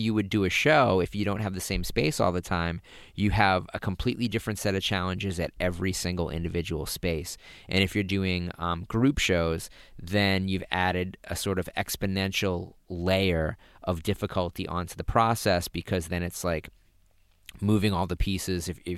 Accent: Massachusetts, United States; accent: Massachusetts; I suppress my Massachusetts accent as much as possible, too.

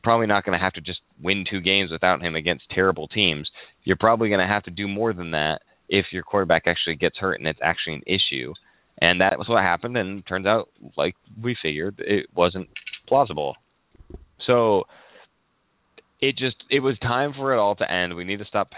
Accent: Arizona, United States; I grew up in Arizona, so there's a lot of canals.

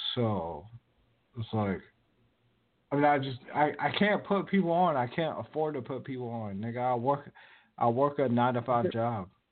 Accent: Virginia, United States; now in West Coast, United States; I'm from Virginia

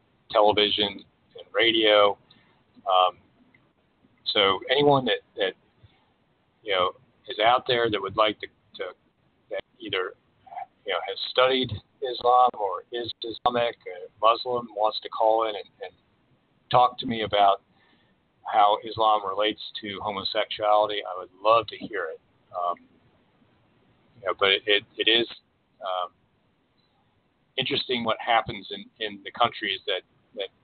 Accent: Washington, District of Columbia, United States; moved away as an adult; now in Oregon, United States; I grew up in the Washington, D.C. suburbs, in a community that was far more diverse than where I am out here in Oregon now

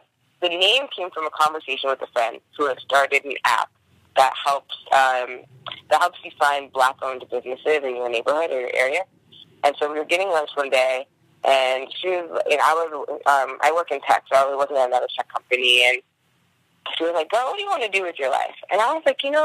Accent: New Jersey, United States; moved away as an adult; also born or lived in Washington, D.C. / New York; now in Oakland, United States; I grew up in New Jersey with a Haitian mom and an African-American father

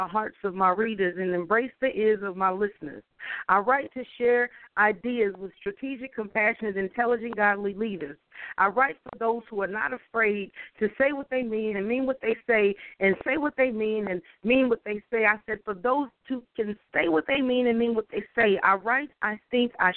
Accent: Dayton, Ohio, United States; moved away; I'm originally from Dayton, Ohio

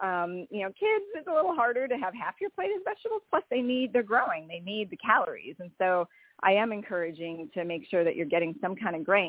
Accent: Wisconsin, United States; moved away as an adult; also born or lived in Indiana; I grew up in Wisconsin, so I was a northerner for a long time

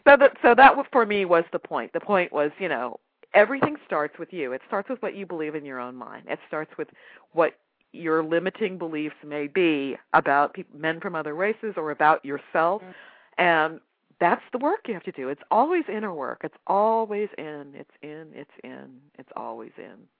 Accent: United States; I'm African American

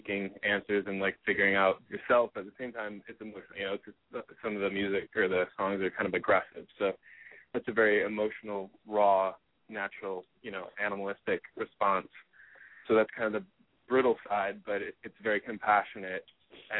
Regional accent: Detroit, Michigan, United States; now in Los Angeles, United States; I'm originally from Detroit area

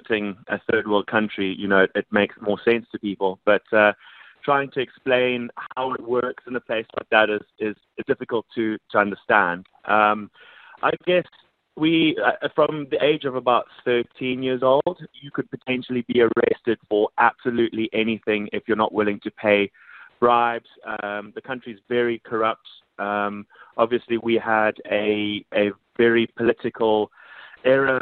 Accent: Zimbabwe; moved away; I was born in Zimbabwe. Very far from home at the moment

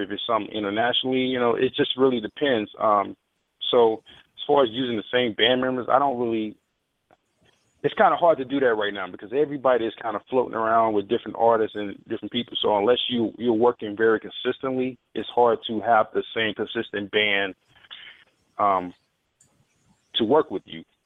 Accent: Philadelphia, Mississippi, United States; my hometown, Philadelphia, Mississippi

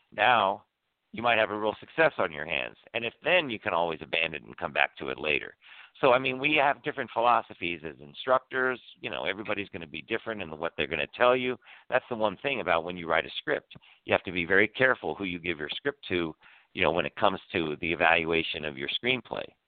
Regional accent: Washington, District of Columbia, United States; moved away; Washington D.C. is my hometown. I was born in Georgetown Hospital

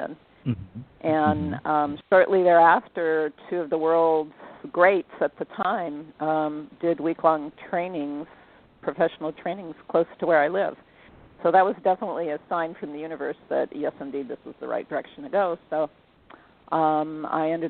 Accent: San Francisco Bay Area, California, United States; I'm a native Californian. I was born and raised in the San Francisco Bay Area.

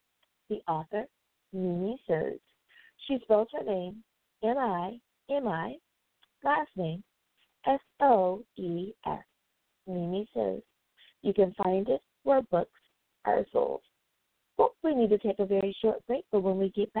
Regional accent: United States; my home country of the United States of America

